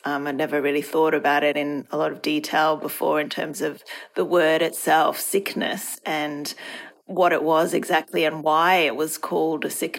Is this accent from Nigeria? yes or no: no; Hong Kong; moved away as an adult; now in Australia; Well, I moved to Australia from Hong Kong to study at university, and that's now more than 20 years ago.